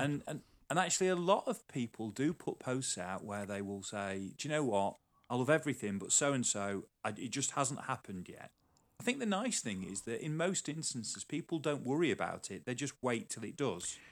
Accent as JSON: {"language": "English", "town": "Sheffield", "region": "Yorkshire and the Humber", "country": "United Kingdom", "tie": "born or raised there", "also_born_or_lived": "Newcastle", "moved": "yes", "said": "I grew up around Sheffield"}